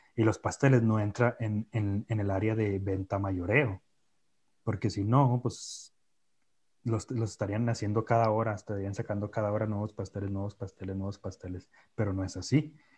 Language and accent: Spanish; Mexico; somos mexicanos